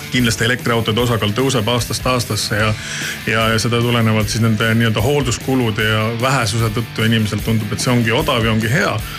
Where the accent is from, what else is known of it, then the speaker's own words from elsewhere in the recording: Saare County, Estonia; mina olen Saaremaalt pärit